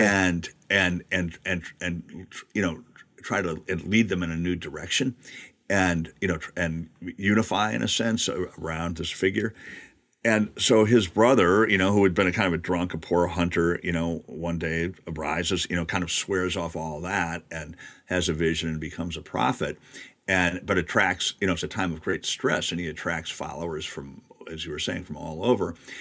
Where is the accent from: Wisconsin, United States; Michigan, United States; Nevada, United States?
Wisconsin, United States; I grew up in the Midwest and, you know, Wisconsin